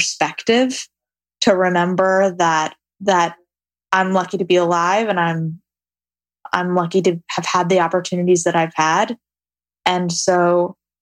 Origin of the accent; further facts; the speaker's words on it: New York City, New York, United States; I'm a city girl. I grew up in New York City.